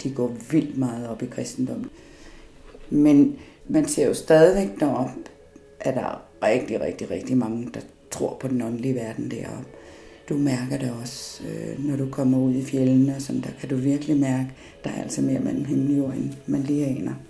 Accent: Copenhagen, Capital Region of Denmark, Denmark; also born or lived in Upernavik, Greenland / Thule, Greenland; Jeg voksede op i Danmark øh, og ynder at sige noget så dansk som mit kolonihavehus ude på Amager. Sådan noget helårsbeboelse, der er jeg vokset op

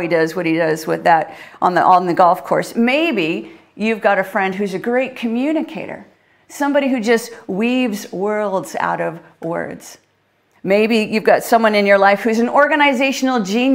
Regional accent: Canada; now in United Kingdom; Being a Canadian

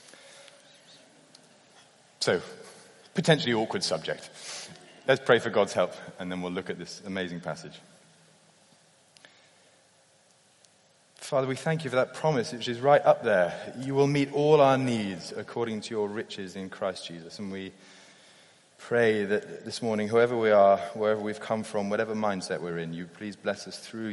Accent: United Kingdom; as a Brit

